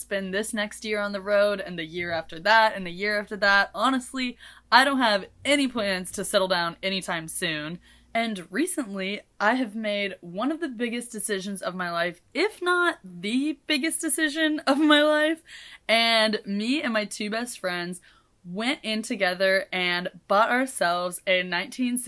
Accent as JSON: {"language": "English", "town": "Kansas City", "region": "Missouri", "country": "United States", "said": "I am from the smack middle of the United States. Kansas City, KCMO, and as much as I love my city"}